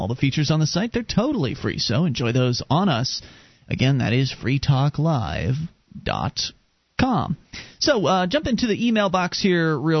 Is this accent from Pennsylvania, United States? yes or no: yes; Pennsylvania, United States; And I'm from Pennsylvania.